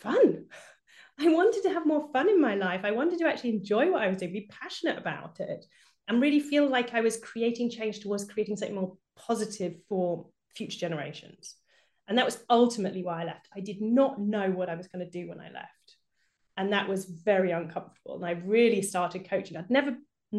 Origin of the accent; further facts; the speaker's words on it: United Kingdom; now in Germany; I live in Germany, but I'm obviously British, as you can probably hear from my accent